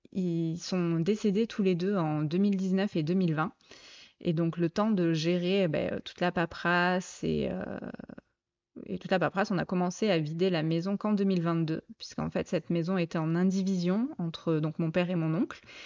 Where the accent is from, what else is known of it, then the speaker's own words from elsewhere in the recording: Provence-Alpes-Côte d'Azur, France; moved away as an adult; now in Mâcon, France; je suis originaire du sud-est de la France. J'ai bougé durant mes 38 premières années euh, entre la Côte d'Azur et la Provence.